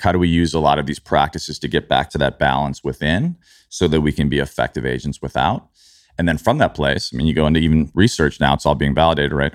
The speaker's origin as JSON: {"language": "English", "town": "Chicago", "region": "Illinois", "country": "United States", "tie": "born or raised there", "also_born_or_lived": "New York", "moved": "yes", "said": "where I grew up in Chicago"}